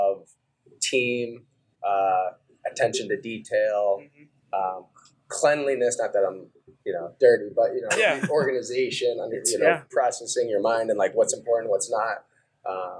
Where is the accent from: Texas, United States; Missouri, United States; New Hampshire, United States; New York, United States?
New Hampshire, United States; also born or lived in Idaho; So I ended up growing up in New Hampshire from age of five